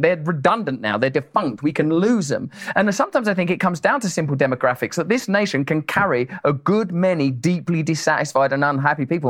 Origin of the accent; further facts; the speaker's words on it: Essex, East of England, United Kingdom; I'm from Essex, which is the New Jersey of my country